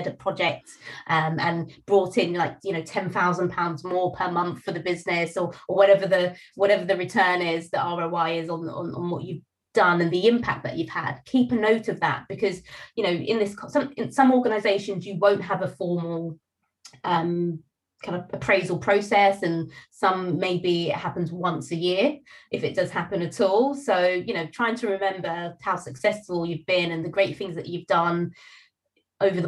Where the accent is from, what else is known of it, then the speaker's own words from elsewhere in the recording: United Kingdom; being British and being from a Caribbean background